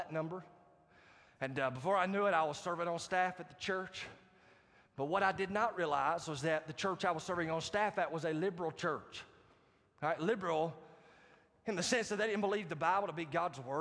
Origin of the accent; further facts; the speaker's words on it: Marietta, United States; My hometown church pastor from Marietta